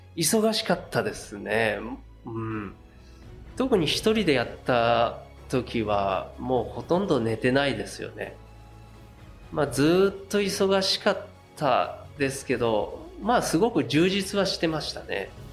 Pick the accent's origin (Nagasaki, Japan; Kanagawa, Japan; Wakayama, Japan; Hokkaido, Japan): Kanagawa, Japan; Yokohama; 私横浜出身なんですけど